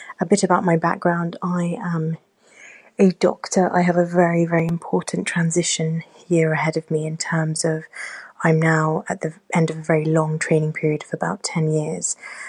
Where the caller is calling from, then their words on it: Oxford, South East England, United Kingdom; I am a listener from Oxford in the United Kingdom.